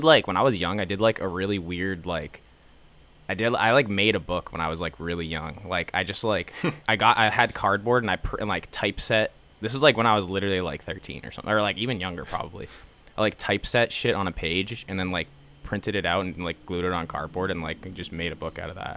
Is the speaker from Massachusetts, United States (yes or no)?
yes; Bellingham, Massachusetts, United States; now in Boston, United States; I'm from Bellingham, born and raised